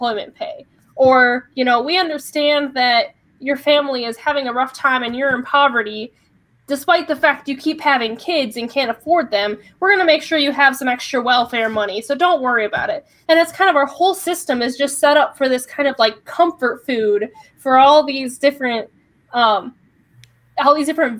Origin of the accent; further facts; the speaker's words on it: Midwest, United States; I'm from the Midwest and grew up on a farm